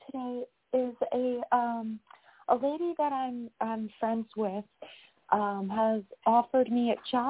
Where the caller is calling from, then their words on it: New York, United States; I'm calling from New York.